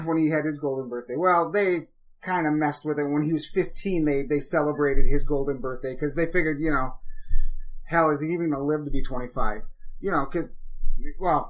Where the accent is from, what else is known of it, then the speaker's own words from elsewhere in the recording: Wisconsin, United States; I grew up in Wisconsin